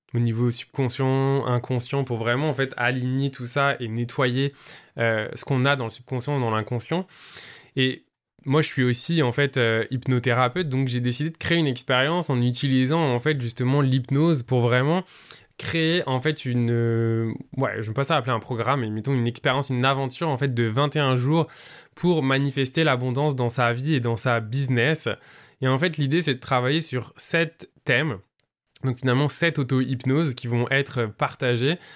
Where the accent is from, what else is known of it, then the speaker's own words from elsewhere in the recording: southern France, France; now in Montreal, Canada; je vis à Montréal, mais je suis français d'origine. Je viens du sud de la France